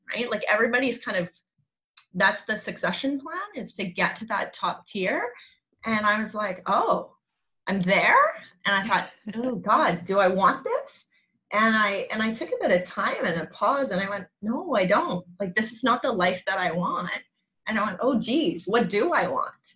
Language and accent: English; Langley, British Columbia, Canada; born and raised actually in Langley, BC